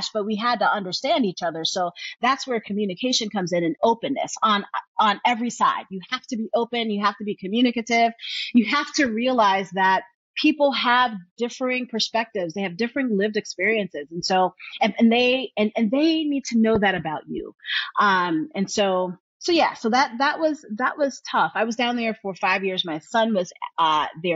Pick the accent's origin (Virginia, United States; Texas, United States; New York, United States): New York, United States; New York City; moved away as an adult; also born or lived in rural New Jersey / the South; Born and raised in New York City